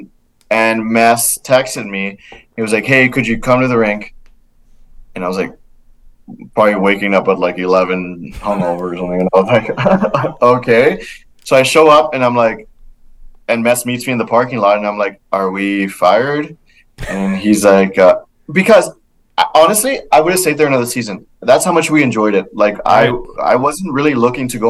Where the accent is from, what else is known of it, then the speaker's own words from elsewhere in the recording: Laredo, Texas, United States; moved away as an adult; my hometown of Laredo